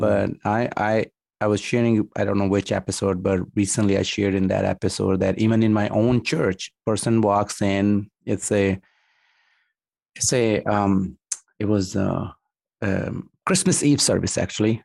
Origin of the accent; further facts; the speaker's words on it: Pakistan; moved away as an adult; also born or lived in New York, United States; now in United States; I'm Pakistani